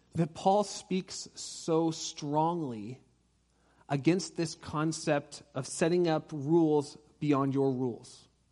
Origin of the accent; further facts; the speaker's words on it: Orange County, California, United States; I grew up in Orange County.